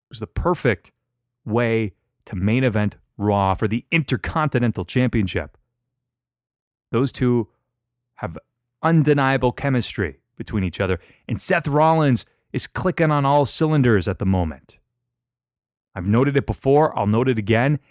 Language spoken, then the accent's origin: English; London, Ontario, Canada; my hometown of London, Ontario, Canada.